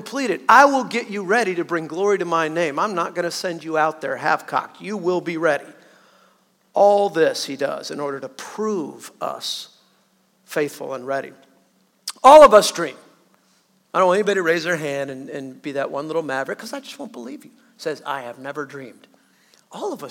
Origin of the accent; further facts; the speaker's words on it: Southern California, United States; moved away; I'm a Southerner, born and raised pretty much in Southern California